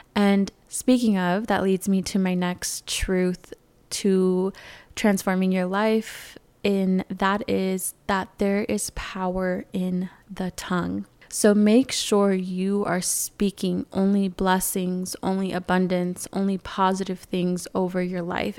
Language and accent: English; California, United States; moved away as an adult; now in Arizona, United States; I moved out of California, which is my home state